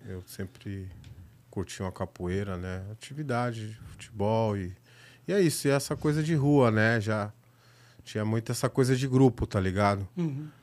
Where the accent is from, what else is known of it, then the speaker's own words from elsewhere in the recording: Itapevi, São Paulo, Brazil; also born or lived in Barueri; eu nasci na, no centro, mas cresci na periferia da Zona Oeste de São Paulo